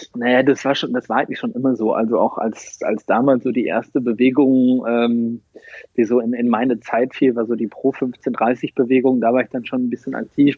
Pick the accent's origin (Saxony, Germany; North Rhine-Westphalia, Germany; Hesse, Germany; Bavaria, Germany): North Rhine-Westphalia, Germany; also born or lived in South America; now in Dortmund, Germany; Im September 84 geboren in Ostwestfalen